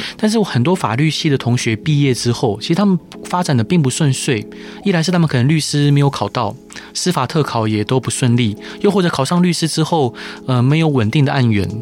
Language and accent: Chinese; Taiwan; 我们台湾人非常的健忘